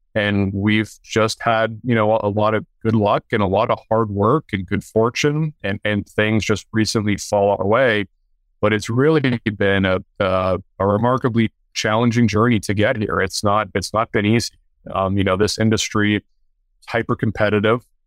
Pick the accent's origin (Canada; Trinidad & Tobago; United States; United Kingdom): Canada; I played hockey early on growing up in Canada